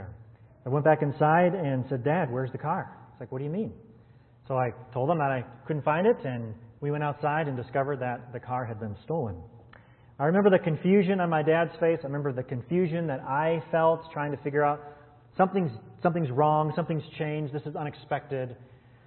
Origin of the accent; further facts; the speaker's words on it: Wisconsin, United States; I was born and raised in Wisconsin